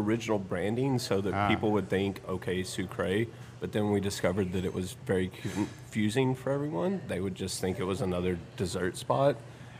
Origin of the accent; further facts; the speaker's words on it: West Central Texas, United States; moved away; West Central Texas.